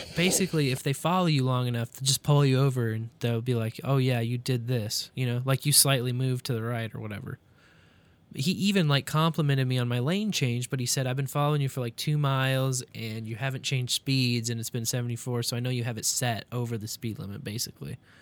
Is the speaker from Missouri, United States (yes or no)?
yes; Kansas City, Missouri, United States; also born or lived in Columbia, Missouri; going back to my college town from my hometown, Kansas City, Columbia.